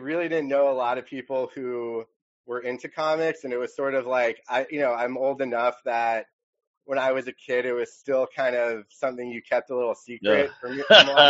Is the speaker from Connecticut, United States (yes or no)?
yes; Bloomfield, Connecticut, United States; moved away as an adult; also born or lived in Los Angeles area; now in Los Angeles, United States; I'm originally from a small town in Connecticut, Bloomfield, Connecticut.